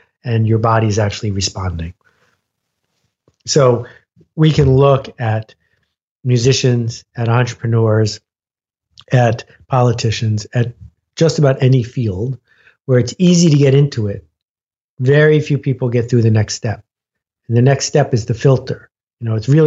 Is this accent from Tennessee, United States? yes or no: no; Buffalo, New York, United States; also born or lived in Algonquin Park, Ontario; I grew up in Buffalo, New York